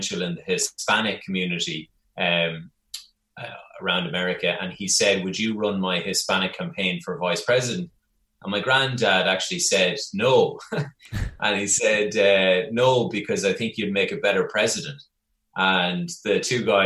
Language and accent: English; Longford, Leinster, Ireland; moved away as an adult; also born or lived in New York; growing up in Longford in the center of Ireland